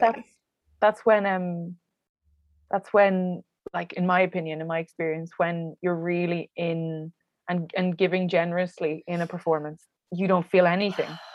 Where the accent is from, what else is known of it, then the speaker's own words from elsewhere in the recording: Wexford, Leinster, Ireland; at the moment, I'm in Wexford, yes. uh, which is my hometown